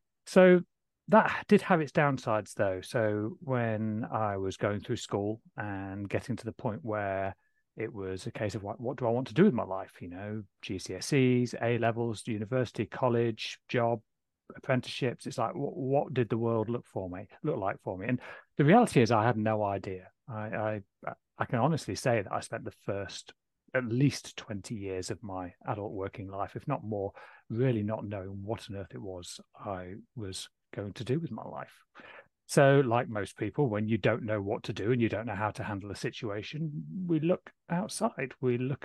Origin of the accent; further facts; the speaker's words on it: Waddington, East Midlands, United Kingdom; So I grew up in a small village called Waddington, just near Lincoln in the sort of east of the UK.